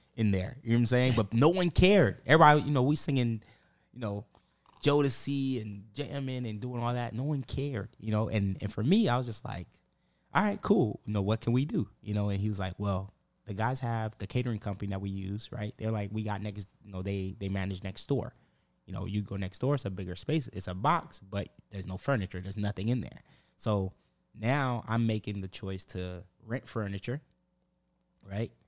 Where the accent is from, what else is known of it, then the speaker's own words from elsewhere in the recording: Pompano Beach, Florida, United States; I'm from Broward, like Pompano